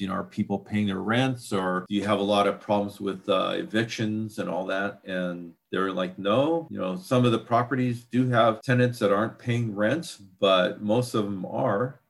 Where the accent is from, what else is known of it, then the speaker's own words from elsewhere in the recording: Washington, United States; here in Washington, in my hometown